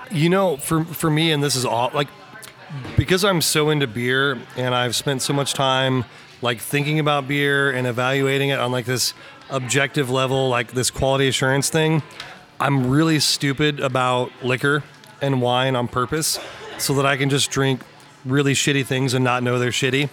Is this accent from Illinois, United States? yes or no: no; Lexington, Missouri, United States; I'm from Lexington, Missouri